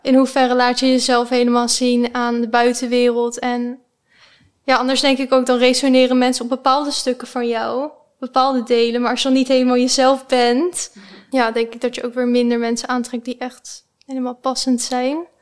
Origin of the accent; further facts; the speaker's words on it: The Hague, South Holland, Netherlands; accent: Haags; Ik kom uit Den Haag. Waarschijnlijk, eh, kunnen jullie dat wel horen